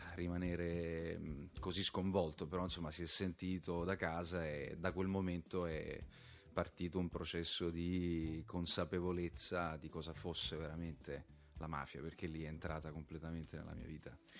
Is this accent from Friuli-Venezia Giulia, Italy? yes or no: no; Bagheria, Sicily, Italy; Io sono di Bagheria